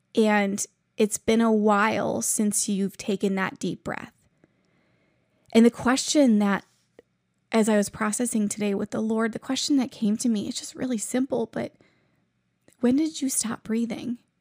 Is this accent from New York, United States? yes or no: yes; New York, United States; now in Ohio, United States; I'm originally from New York